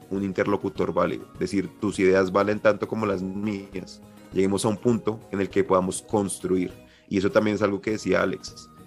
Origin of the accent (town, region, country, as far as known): Colombia